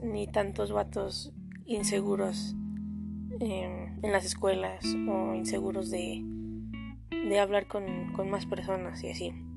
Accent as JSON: {"language": "Spanish", "country": "Mexico"}